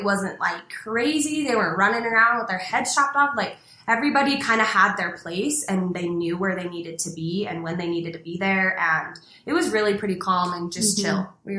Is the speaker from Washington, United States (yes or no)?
no; Ogden, Utah, United States; I'm from Ogden